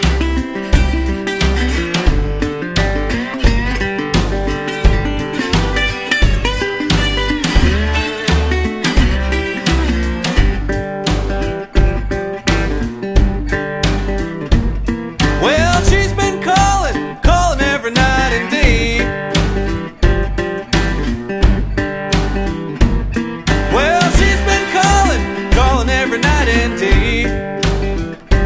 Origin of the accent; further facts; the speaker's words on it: Six Nations Reserve, Ontario, Canada; I'm from the Six Nations Reserve in Ontario, Canada.